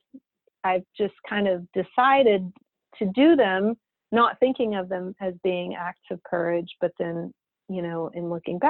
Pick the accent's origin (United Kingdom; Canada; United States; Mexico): United States; Texas; moved away as an adult; also born or lived in Austin, Texas; now in San Francisco, United States; I was born and raised in Texas. I'd never lived outside of Texas